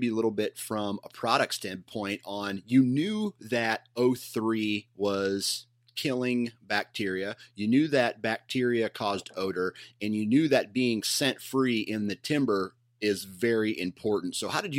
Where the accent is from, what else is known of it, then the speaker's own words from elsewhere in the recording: Iowa, United States; I'm from Iowa. I'm in the eastern side of the state